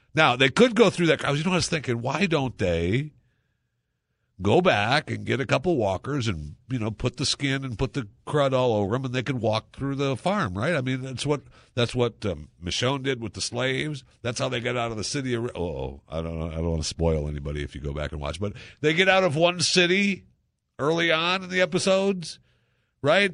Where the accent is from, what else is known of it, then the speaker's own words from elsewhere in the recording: Saginaw, Michigan, United States; I was born in Michigan. I was born in Saginaw, Michigan, uh, the lower half